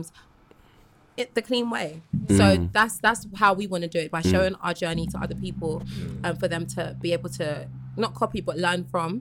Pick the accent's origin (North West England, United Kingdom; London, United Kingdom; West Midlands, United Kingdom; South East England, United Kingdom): London, United Kingdom; I was born and raised in London